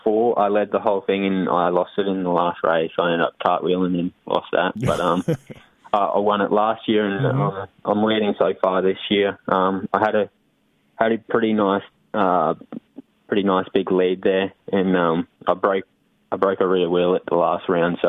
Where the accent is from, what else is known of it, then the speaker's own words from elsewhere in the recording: Cairns, Queensland, Australia; I grew up in Cairns. It's like the very top. It's in the tropics